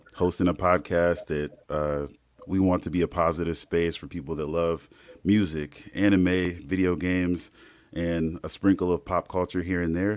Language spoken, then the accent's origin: English; Indiana, United States; we're from Indiana, uh, Midwest through and through